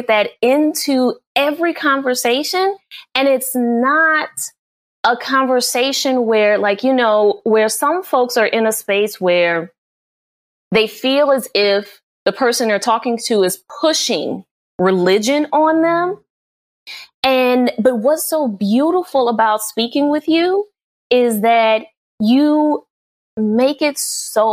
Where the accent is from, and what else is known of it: New Orleans, Louisiana, United States; born or raised there